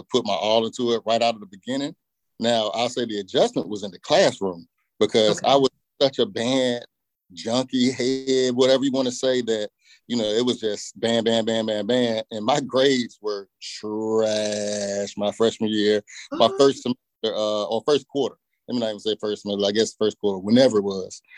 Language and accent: English; Portsmouth, Virginia, United States; I grew up in the 757 in Portsmouth, Virginia, right there on the coast